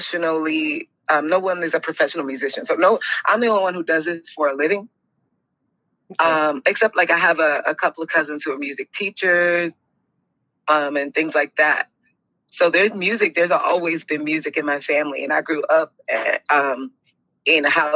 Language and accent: English; Miami, Florida, United States; I am born and raised in Miami, Florida. So, I'm one of the few actual South Florida natives.